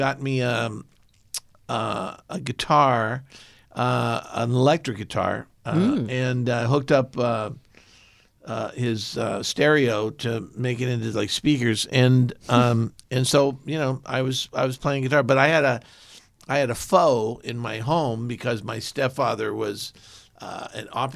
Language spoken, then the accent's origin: English; San Diego, California, United States; I grew up in San Diego